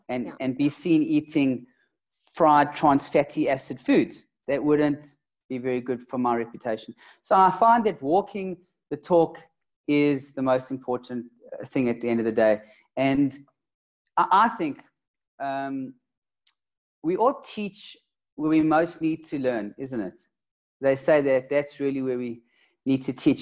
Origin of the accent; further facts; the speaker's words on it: Johannesburg, Gauteng, South Africa; I'm from Joburg